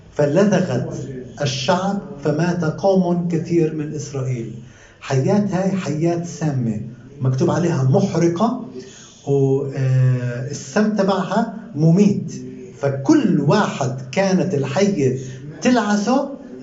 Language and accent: Arabic; Palestine; ساكن عندنا بفلسطين